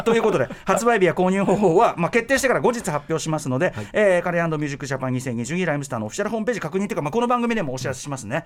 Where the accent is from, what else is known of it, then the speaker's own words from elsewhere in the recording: Tokyo, Japan; 東京生まれ東京育ちで